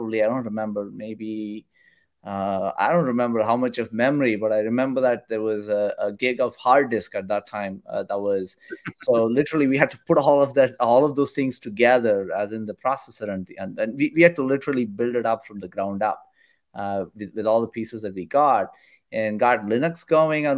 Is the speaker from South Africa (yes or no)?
no; India; moved away; I grew up in India. I did all my studies there in India